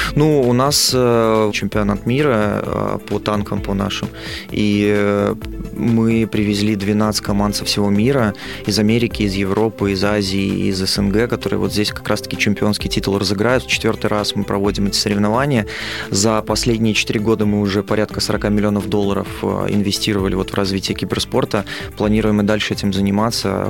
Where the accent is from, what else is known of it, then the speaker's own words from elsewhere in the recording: Belarus; в Беларуси я, как и белорусы, люблю страну свою